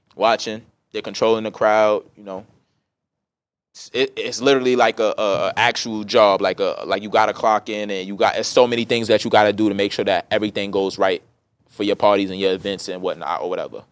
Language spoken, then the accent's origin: English; New York City, New York, United States; growing up in Brooklyn was beautiful